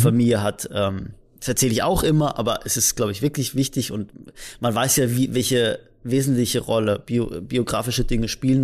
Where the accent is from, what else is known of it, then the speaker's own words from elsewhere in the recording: Rastatt, Baden-Württemberg, Germany; ich komme halt aus Rastatt, also aus so einem, aus so einer Kleinstadt